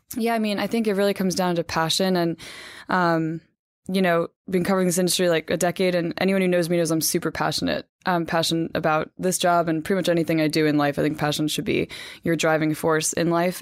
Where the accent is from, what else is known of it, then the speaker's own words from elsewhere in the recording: Hackettstown, New Jersey, United States; moved away; I'm from Hackettstown, New Jersey, born and raised, my parents still live there